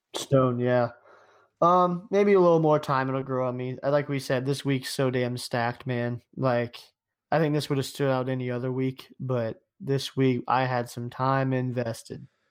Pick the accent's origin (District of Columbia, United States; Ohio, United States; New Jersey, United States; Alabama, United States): Ohio, United States; I'm from Ohio.